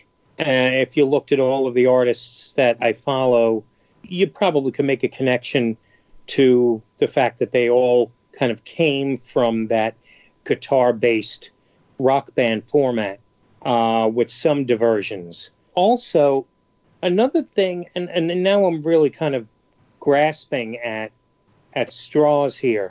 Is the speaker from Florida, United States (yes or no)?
no; New York City, New York, United States; I'm from New York City, I'm from the Bronx